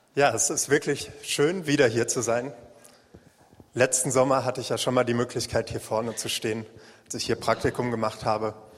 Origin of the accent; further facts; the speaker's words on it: Waldeck, Northern Hesse, Germany; moved away; eine kleine Jesus Freaks Gruppe in Nordhessen in meiner Heimat